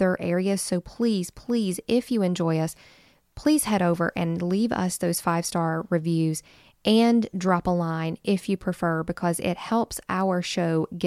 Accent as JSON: {"language": "English", "region": "West Virginia", "country": "United States", "tie": "born or raised there", "said": "our backyard in West Virginia"}